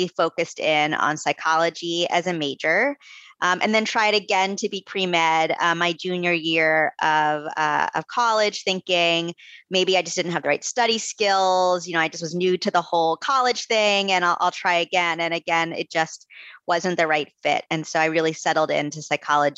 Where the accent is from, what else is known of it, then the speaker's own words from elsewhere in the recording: Coral Springs, Florida, United States; moved away as an adult; also born or lived in Gainesville, Florida; now in Vermont, United States; I'm from South Florida originally. So I was born and raised in Florida. I'm from Coral Springs